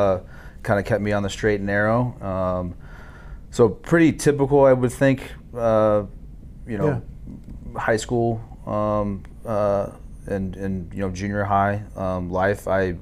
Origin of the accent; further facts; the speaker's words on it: Dallas-Fort Worth area, Hurst, Euless, Bedford, Texas, United States; I'm from the Dallas-Fort Worth area, grew up in Hurst, Euless, Bedford.